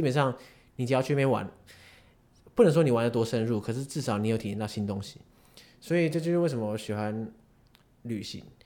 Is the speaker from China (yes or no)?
no; Taiwan; 因为我们身为台湾人